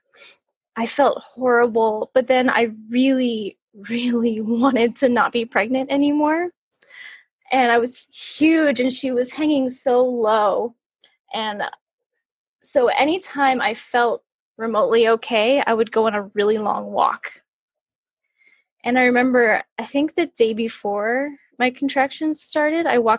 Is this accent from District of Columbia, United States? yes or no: no; California, United States; also born or lived in New York; we moved back home to California from New York